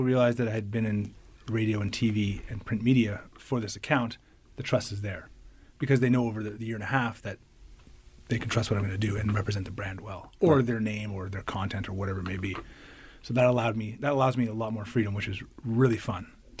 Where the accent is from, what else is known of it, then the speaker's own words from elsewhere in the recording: Ottawa, Ontario, Canada; moved away as an adult; now in Winnipeg, Canada; I am from Ottawa.